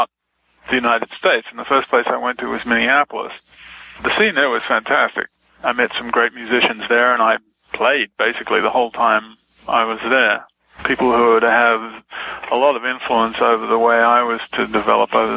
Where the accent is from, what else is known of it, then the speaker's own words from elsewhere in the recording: Melbourne, Victoria, Australia; I grew up in Melbourne, in Australia.